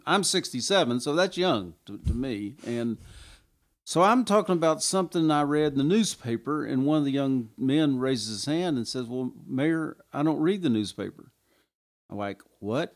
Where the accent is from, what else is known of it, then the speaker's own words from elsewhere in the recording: Kingsport, Tennessee, United States; moved away as an adult; when I came home and retired from the Army, came back to Kingsport